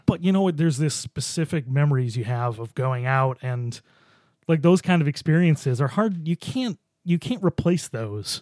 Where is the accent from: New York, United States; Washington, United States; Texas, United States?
New York, United States; Buffalo; moved away; I grew up in Buffalo